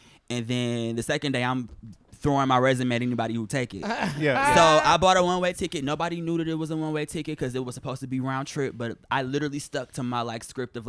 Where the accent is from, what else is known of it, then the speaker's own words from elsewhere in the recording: Detroit, Michigan, United States; Detroit, Michigan.